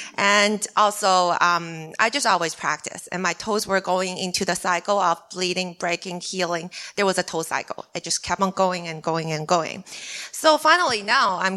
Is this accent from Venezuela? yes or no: no; China; English is a second language; moved away; I'm from China